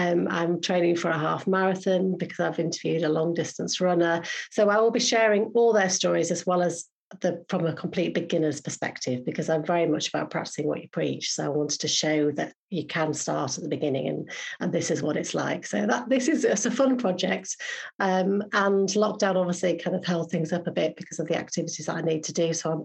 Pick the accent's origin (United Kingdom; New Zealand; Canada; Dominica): United Kingdom; Yorkshire and the Humber; I am a Yorkshire girl